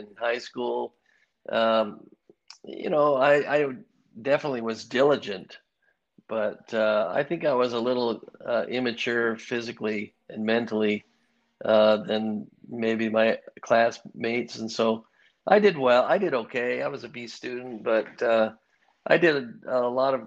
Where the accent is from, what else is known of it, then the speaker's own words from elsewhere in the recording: Ames, Iowa, United States; also born or lived in Chicago, Illinois; I grew up in Ames, Iowa